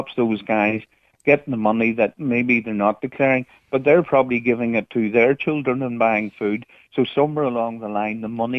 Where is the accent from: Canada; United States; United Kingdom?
United Kingdom; the Black North, Northern Ireland; I'm not from the deep Cork here. I'm from the Black North